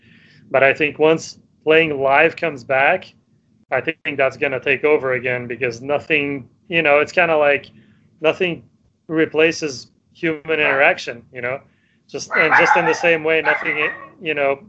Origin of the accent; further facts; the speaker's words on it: Sweden; English is a second language; so we're from Sweden.